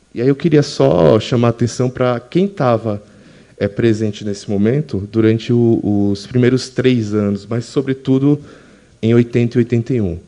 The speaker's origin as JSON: {"language": "Portuguese", "region": "Alagoas", "country": "Brazil", "tie": "born or raised there", "also_born_or_lived": "São Paulo", "said": "eu sou natural de Alagoas, me formei naquela universidade, passei 10 anos em São Paulo"}